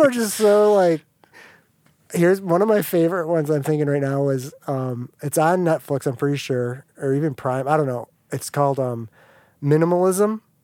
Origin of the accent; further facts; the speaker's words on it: United States; growing up in America